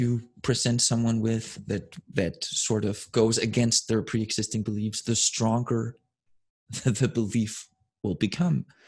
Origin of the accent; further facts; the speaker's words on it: Denmark; moved away; I grew up in Scandinavia, Denmark specifically